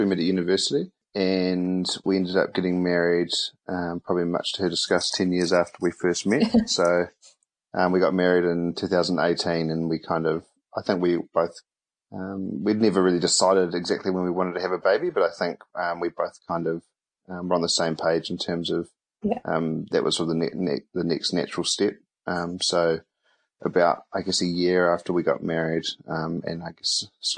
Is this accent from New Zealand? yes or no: yes; Wellington, New Zealand; moved away as an adult; now in Auckland, New Zealand; I'm from Wellington. I'm currently living in Auckland.